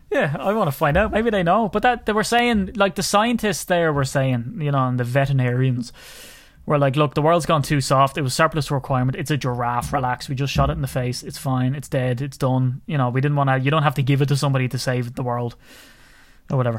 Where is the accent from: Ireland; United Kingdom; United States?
Ireland; a little old Irishman